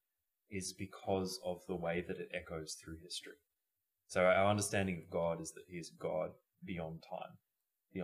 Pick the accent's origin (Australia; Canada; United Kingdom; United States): Australia; we're from Australia